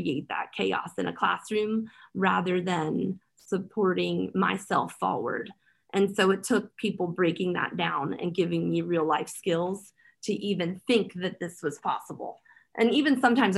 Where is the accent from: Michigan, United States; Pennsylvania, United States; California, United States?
Pennsylvania, United States; Philadelphia; the community where I grew up in Philadelphia. I grew up in Kensington.